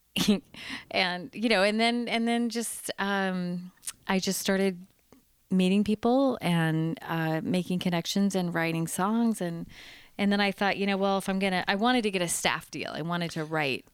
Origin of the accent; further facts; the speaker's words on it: San Diego, California, United States; I grew up in San Diego, California.